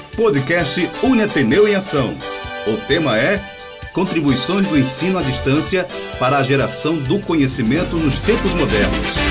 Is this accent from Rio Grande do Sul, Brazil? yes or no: no; Rio de Janeiro, Brazil; Como fui criado no Rio